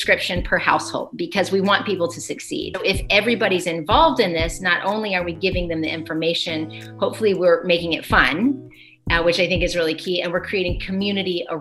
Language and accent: English; Chattanooga, Tennessee, United States; also born or lived in New York / California; currently I'm in Chattanooga, Tennessee, in the heart of the South, which is actually where I was raised but not born. So I was born in New York.